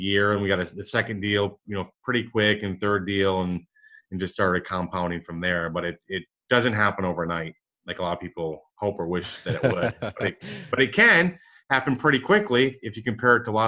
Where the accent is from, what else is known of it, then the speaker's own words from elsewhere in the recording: Michigan, United States; now in Dallas, United States; I grew up in Michigan, one of seven kids